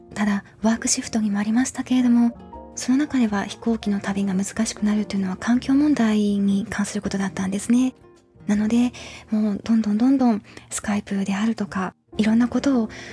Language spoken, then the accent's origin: Japanese; Yamagata, Japan; moved away as an adult; now in United States; 山形の私の実家になるんですけれども